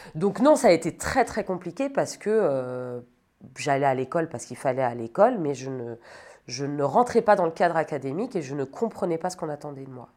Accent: Sologne, Centre-Val de Loire, France; moved away as an adult; also born or lived in Metz; now in Paris, France; je viens de Sologne, j'ai grandi dans une euh, grande maison au milieu de la forêt avec mes parents et ma sœur

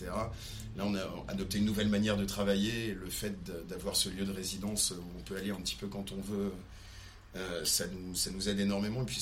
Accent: southern France, France; now in Paris, France; pris une guitare quand j'ai déménagé à Paris et quand je suis arrivé du sud de la France

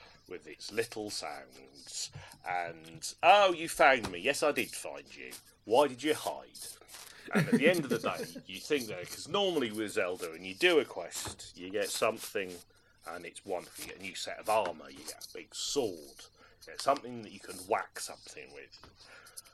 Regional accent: Norwich, East of England, United Kingdom; I didn't have much access to an arcade when I was growing up in Norwich in the 80s and early 90s.

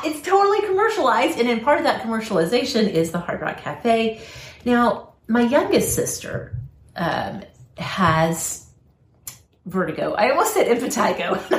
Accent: Oklahoma, United States; born or raised there; moved away; also born or lived in Pennsylvania

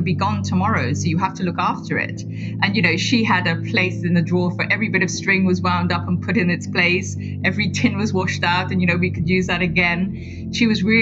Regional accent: Guyana; now in London, United Kingdom; growing up in Guyana and all the colour that comes from growing up in a tropical country

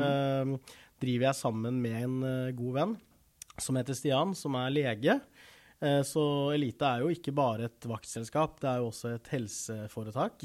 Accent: Rygge, Østfold, Norway; also born or lived in South Korea; jeg kom til Norge når jeg var rundt tre måneder gammel. Og har bodd i Rygge stort sett hele livet

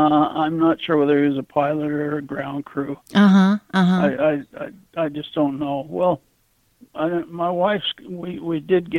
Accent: Utah, United States; I was born and raised in Utah.

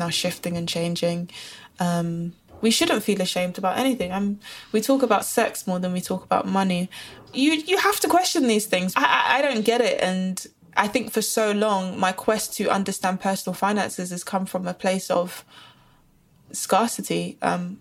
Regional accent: London, United Kingdom; Born and bred in Brixton, South London

